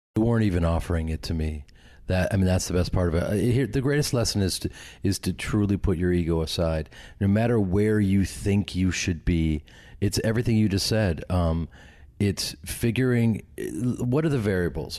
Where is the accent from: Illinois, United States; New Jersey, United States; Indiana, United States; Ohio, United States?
Illinois, United States; Chicago; moved away; I grew up with them in Chicago and started a theater company with them